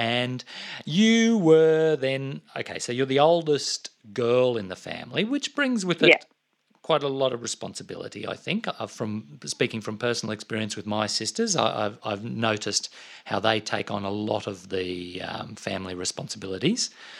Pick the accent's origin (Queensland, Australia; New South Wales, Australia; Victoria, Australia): Queensland, Australia; Toowoomba; I grew up in Toowoomba. And there was not a beach in sight there, and no one had a pool except for the very posh people.